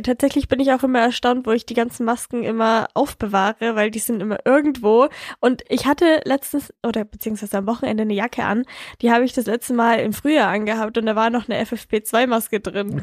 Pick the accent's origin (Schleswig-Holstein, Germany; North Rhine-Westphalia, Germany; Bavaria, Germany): Bavaria, Germany; Bei uns in Bayern